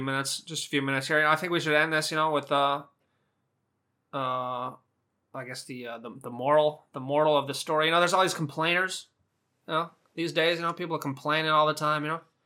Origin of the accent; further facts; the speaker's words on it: Southern California, United States; accent: Southern California; I'm from Southern California